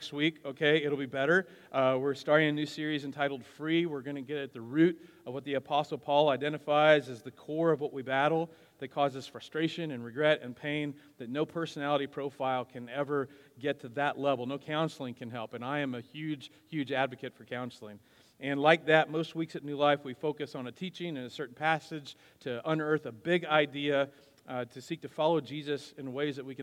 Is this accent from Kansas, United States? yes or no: yes; Wichita, Kansas, United States; also born or lived in Wisconsin; My parents divorced when I was 8, after which my dad and I moved from Wisconsin to Wichita. I was in the middle of the 4th grade